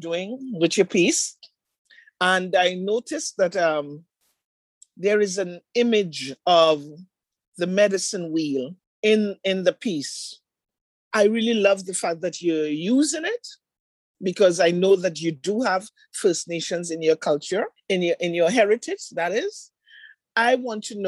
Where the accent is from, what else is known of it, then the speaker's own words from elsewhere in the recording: Trinidad & Tobago; moved away as an adult; now in Toronto, Canada; I am originally from Trinidad and Tobago, settled here in Toronto for the last 22 years already.